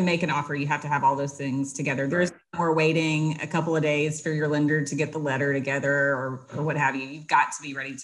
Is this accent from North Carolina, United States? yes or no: no; Marietta, Georgia, United States; I'm from Marietta. I live in Cobb County